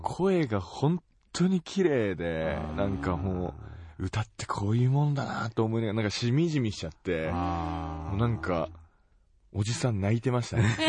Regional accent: Tomakomai, Hokkaido, Japan; 自分の地元苫小牧

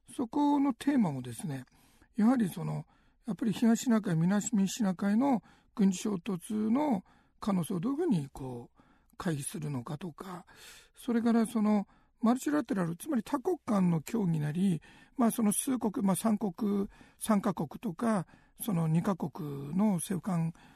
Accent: Aomori, Japan; now in Tokyo, Japan; 僕は青森育ちなんですが

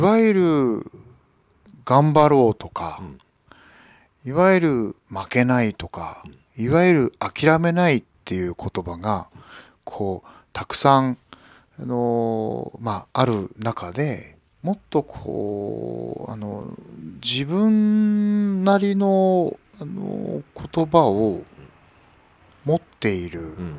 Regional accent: Fukushima, Japan; ホットスポットの辺りが私の実家なんですよ

